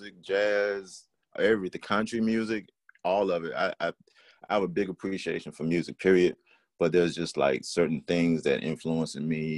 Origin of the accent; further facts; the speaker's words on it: Franklin, Virginia, United States; my city of Franklin, Virginia, and church people that influenced me as well.